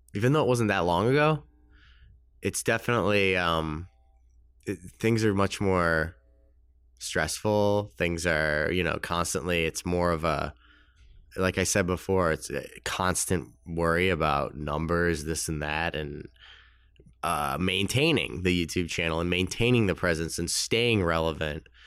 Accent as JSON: {"language": "English", "town": "Winnetka", "region": "Illinois", "country": "United States", "tie": "born or raised there", "said": "I grew up in Chicago. You know, there's a, it's a town called Winnetka"}